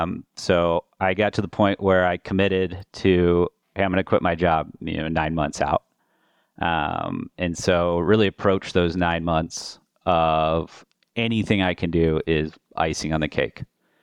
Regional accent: Colorado, United States; With that, a little background on myself. I'm originally from Colorado.

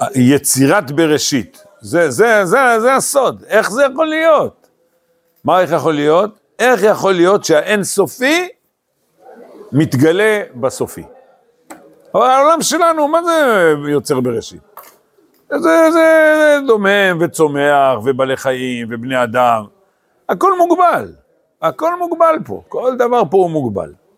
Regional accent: Eli, West Bank, Israel; also born or lived in Hispin; אני גדלתי בעלי, אתם יודעים, לפני עלי הגענו בחיספין

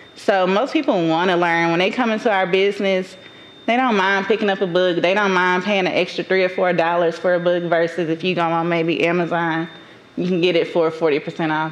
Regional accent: Dallas, Texas, United States; also born or lived in Atlanta, Georgia (College Park, Union City); I was raised in Oak Cliff, Texas, quote unquote. Some people like to call it the hood.

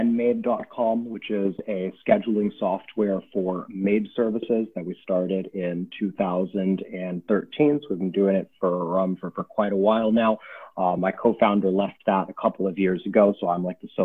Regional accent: Silicon Valley, California, United States; I grew up in California in Silicon Valley

